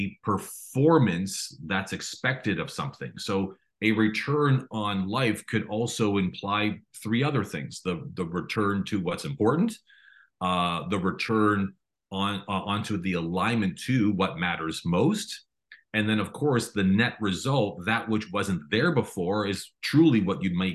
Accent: Toronto, Ontario, Canada; I was born and raised in Toronto

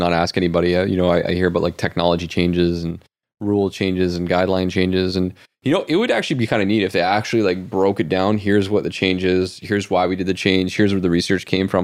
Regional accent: Canada; we are Canadian.

